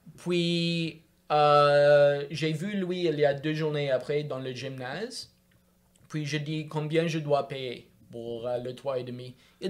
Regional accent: Montreal, Quebec, Canada; French is a second language; j'ai grandi à Montréal, dans le quartier ouest de Notre-Dame-de-Grâce

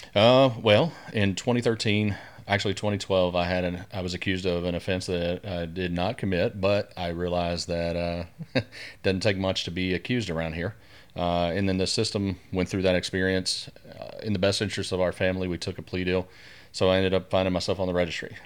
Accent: Keithville, Louisiana, United States; also born or lived in Denver, Colorado; I was born and raised here in the Shreveport area, uh, primarily out in Keithville, south of town, out in the sticks, if you will.

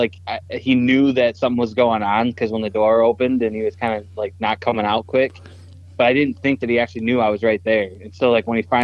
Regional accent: Michigan, United States; we're all from Michigan. That's our home base. We've all been born and raised here

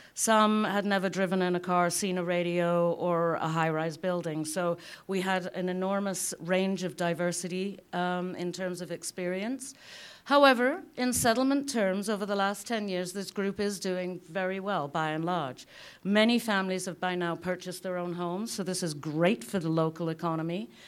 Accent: United Kingdom; now in Lethbridge, Canada; As a Brit

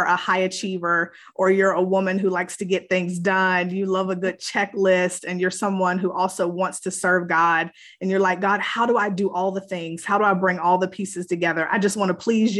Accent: Virginia, United States; moved away as an adult; now in North Carolina, United States; I am originally from Virginia, but I've been living in North Carolina for about 18, 19 years now. Came here to go to college

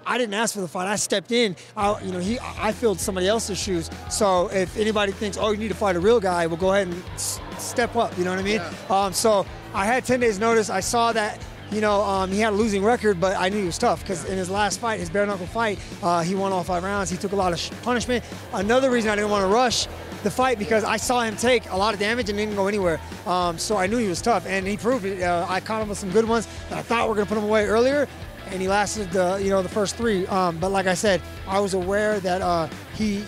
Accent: Barstow, California, United States; also born or lived in Long Beach; I'm actually from Barstow. Barstow stand up, and we are called the high desert for a reason

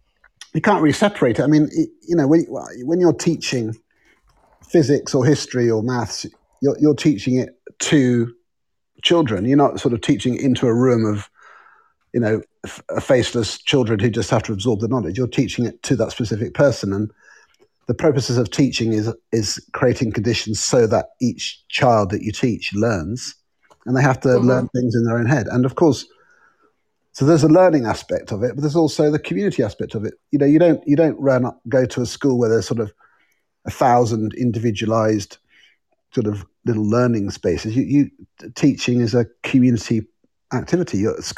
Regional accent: Oxford, South East England, United Kingdom; born there; also born or lived in Tehran; My brother was born in Kuwait, and my sister was born in Ethiopia, and I was born in Oxford.

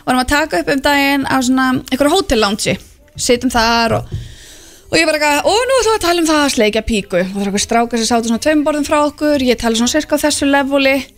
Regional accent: Keflavík, Southern Peninsula, Iceland; ég elst upp í körubóltabæ, ég elst upp við bara að körubóltastjörnur eru okkar stjörnur, þú veist, ég er úr Keflavík

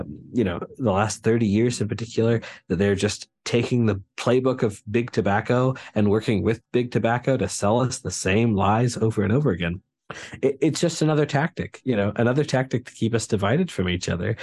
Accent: near the Appalachians, United States; I butt right up against the Appalachians in my hometown

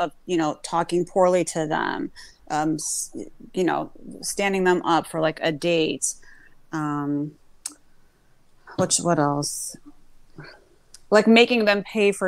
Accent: United States; I was born in America, but my background is Greek

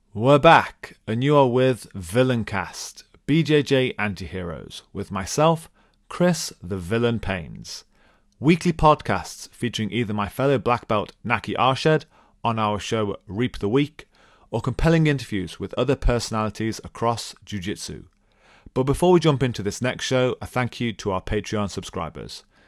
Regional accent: England, United Kingdom; accent: English; I am English

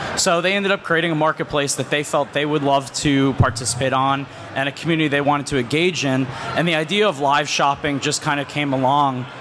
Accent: Scranton, Pennsylvania, United States; I grew up in Scranton, Pennsylvania, and lived there my whole life

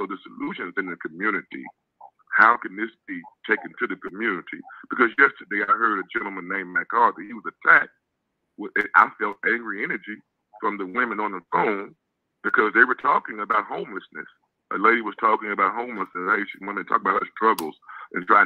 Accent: Chicago, Illinois, United States; moved away; also born or lived in Mobile, Alabama; I was raised in Chicago

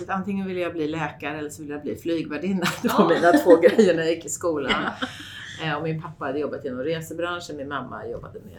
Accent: Österskär, Stockholm County, Sweden; also born or lived in Saltsjöbaden / Grythyttan / Skarpö; jag är egentligen född ute i Österskär

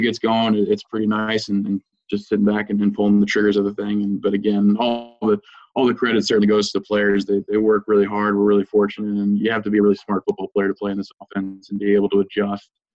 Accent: Lynchburg, Virginia, United States; also born or lived in Lexington, Virginia; I'm actually from Lynchburg, Virginia, which is in uh, central Virginia

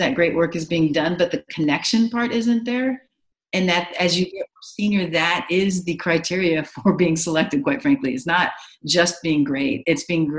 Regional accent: Los Angeles, California, United States; I grew up in Los Angeles with a lot of different influences

